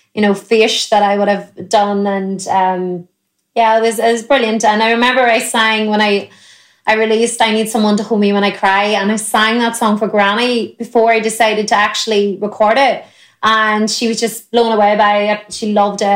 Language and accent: English; Ireland